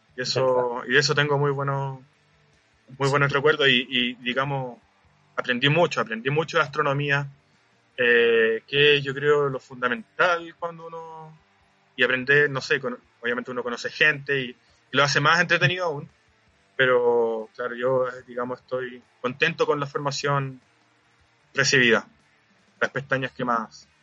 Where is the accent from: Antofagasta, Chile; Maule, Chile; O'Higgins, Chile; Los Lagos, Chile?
Antofagasta, Chile; moved away as an adult; also born or lived in Santiago; yo soy de Antofagasta y bueno, Antofagasta es literal la descripción pueblo chico, infierno grande.